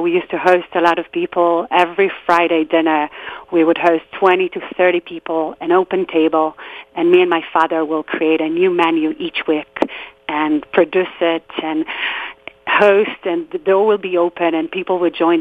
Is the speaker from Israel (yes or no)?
yes; just outside Tel Aviv, Tel Aviv District, Israel; I grew up in Israel in a small neighborhood just outside of Tel Aviv